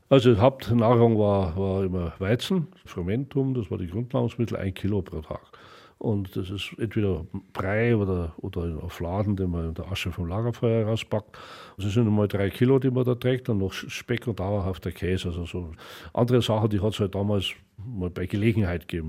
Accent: Oberschleißheim, Bavaria, Germany; Ich bin im Schlosspark Schleißheim aufgewachsen

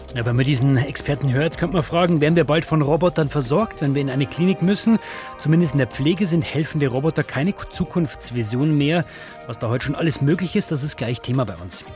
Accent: Regensburg, Bavaria, Germany; in meiner Heimat Regensburg

